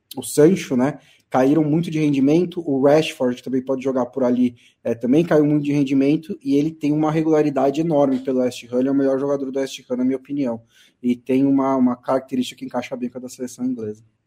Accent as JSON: {"language": "Portuguese", "country": "Brazil", "said": "eu vim do Brasil"}